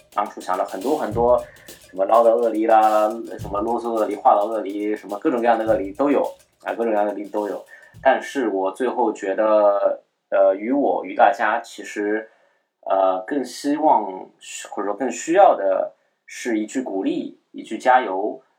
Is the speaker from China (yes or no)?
yes; Shanghai, China; also born or lived in Beijing; 我呢是一个土生土长的上海人